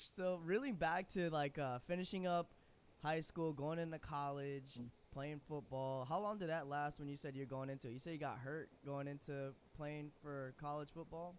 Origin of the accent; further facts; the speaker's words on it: Chicago, Illinois, United States; I'm from the Chicago area.